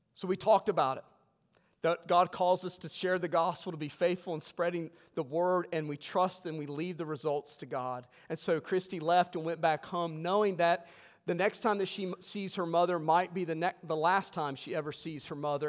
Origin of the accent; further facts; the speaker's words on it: West Virginia, United States; I was raised in West Virginia